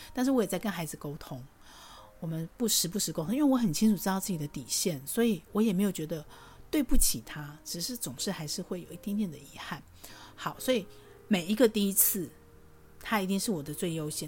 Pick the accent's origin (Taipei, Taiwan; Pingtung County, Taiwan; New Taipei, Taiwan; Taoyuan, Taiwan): Taoyuan, Taiwan; also born or lived in Tainan; 我出生在桃园，小时候外公外婆在台南，放暑假，寒假就会回去